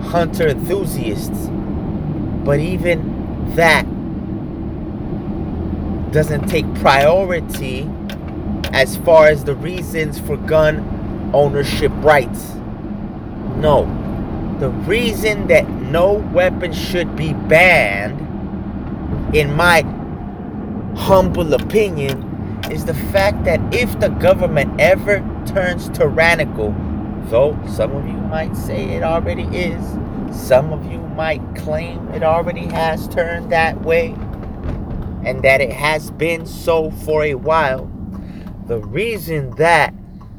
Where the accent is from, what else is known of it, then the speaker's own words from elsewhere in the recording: United States; I am an American patriot